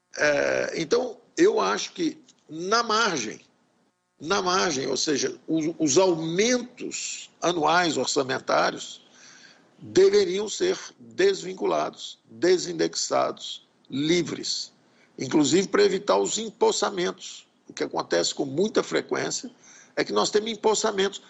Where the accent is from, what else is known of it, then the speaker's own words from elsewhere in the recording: Brazil; como brasileiros